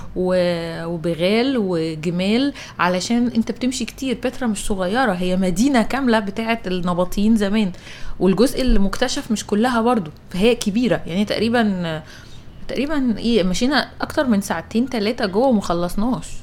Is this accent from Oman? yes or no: no; Egypt; لنا كمصريين